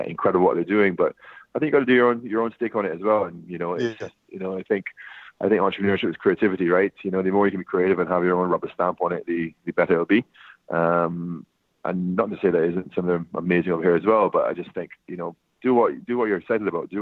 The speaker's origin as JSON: {"language": "English", "country": "Barbados", "tie": "born or raised there", "said": "I grew up in Barbados"}